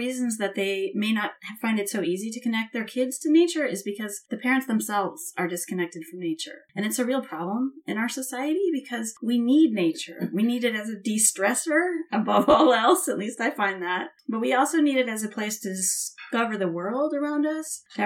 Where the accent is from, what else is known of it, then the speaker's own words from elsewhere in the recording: Midwest, United States; I grew up in the Midwest, so there were fireflies in the summer